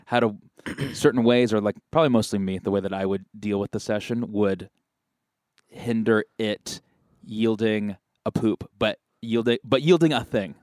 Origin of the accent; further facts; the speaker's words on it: Marin County, California, United States; I'm from Marin County